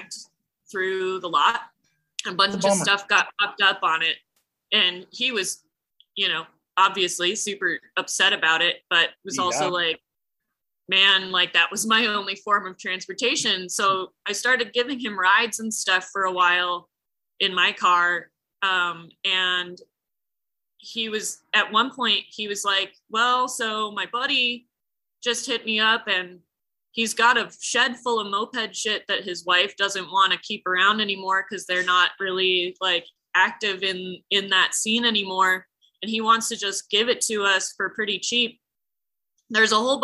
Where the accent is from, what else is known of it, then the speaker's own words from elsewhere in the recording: Santa Fe, New Mexico, United States; I'm from Santa Fe, New Mexico.